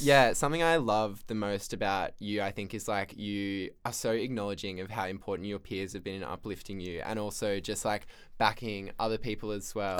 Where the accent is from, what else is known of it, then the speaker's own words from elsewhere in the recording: Central Coast, New South Wales, Australia; where I'm from on the Central Coast